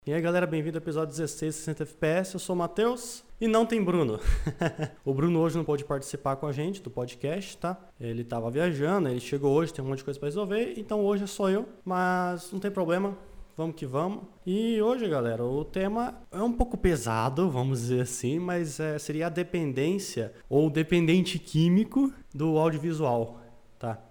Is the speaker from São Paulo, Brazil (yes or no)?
no; Paraná, Brazil; eu sou do Paraná